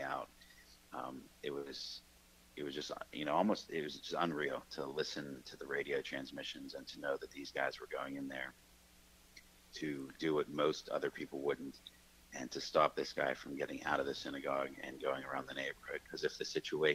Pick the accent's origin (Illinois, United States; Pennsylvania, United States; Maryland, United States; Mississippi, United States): Pennsylvania, United States; Pittsburgh; I grew up in Squirrel Hill